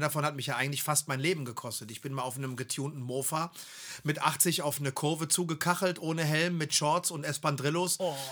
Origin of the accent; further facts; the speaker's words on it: Germany; wir sind aus Deutschland